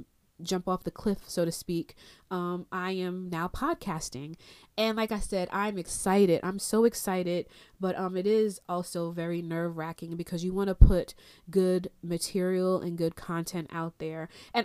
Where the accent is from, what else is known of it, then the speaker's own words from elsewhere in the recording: Freeport, New York, United States; also born or lived in Brooklyn; I was born in Flatbush, Brooklyn. Little girl, don't really remember those experiences. And raised in Long Island, Strong Island, New York, in Nassau County, Freeport, Long Island.